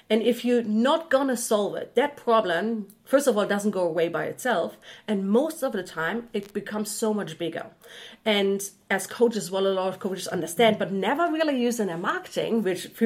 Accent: Germany; English is a second language; moved away; i'm originally from germany

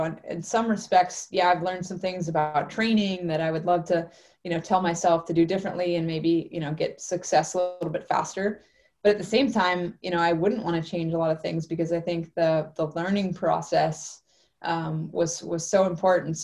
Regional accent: Alaska, United States; now in Penticton, Canada; growing up in Alaska

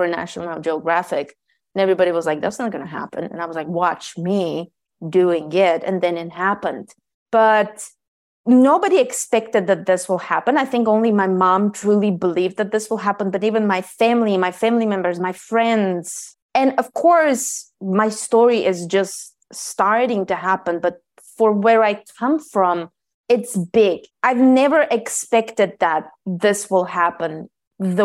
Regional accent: Bulgaria; I was born in Bulgaria

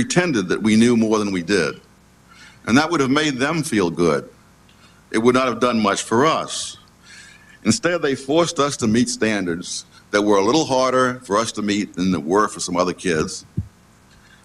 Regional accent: New York, United States; when I was a kid growing up in Harlem

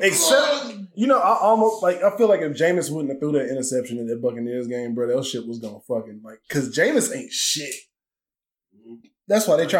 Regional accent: Atlanta, Georgia, United States; I'm from Atlanta.

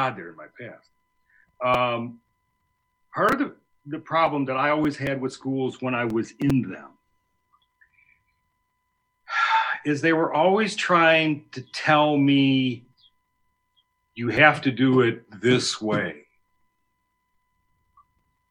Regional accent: Elmhurst, United States; Stephen and I grew up together in Elmhurst

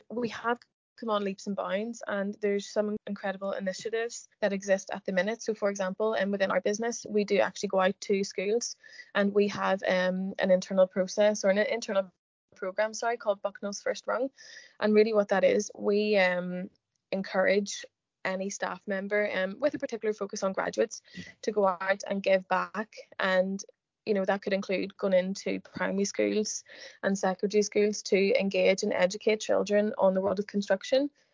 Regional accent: Northern Ireland, United Kingdom; I am from Northern Ireland

